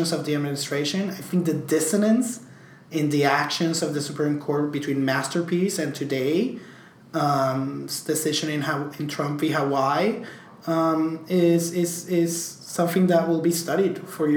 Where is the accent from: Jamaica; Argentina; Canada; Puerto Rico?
Puerto Rico; also born or lived in New York; I could not be prouder as a Puerto Rican